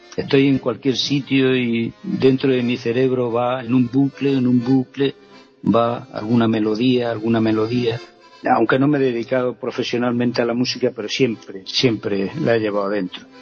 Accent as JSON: {"language": "Spanish", "town": "Vera", "region": "Andalusia", "country": "Spain", "tie": "born or raised there", "said": "Yo recuerdo el primer instrumento fue una armónica en Vera, en mi pueblo"}